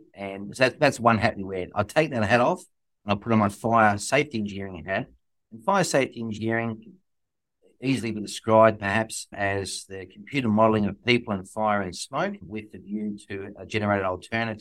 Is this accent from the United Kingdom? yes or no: no; Mount Martha, Victoria, Australia; also born or lived in Ivanhoe, Victoria; born in Victoria, place called Ivanhoe is where I was born, but I basically grew up on the Mornington Peninsula, Mornington and actually in Mount Arthur.